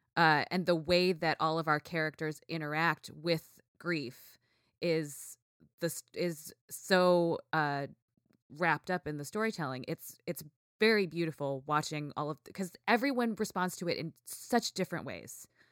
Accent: Ithaca, New York, United States; growing up in Ithaca

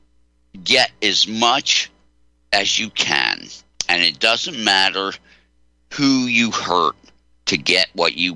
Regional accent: Delaware, United States; I grew up in Delaware

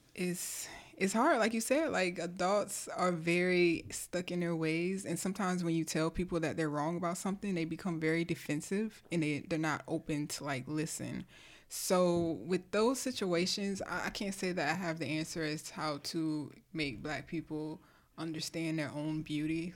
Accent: Delaware, United States; moved away; I'm from Delaware

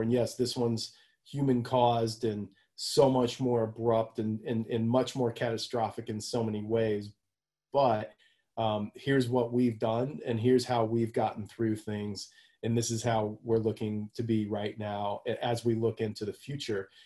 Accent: Houston, Texas, United States; I grew up down in Houston

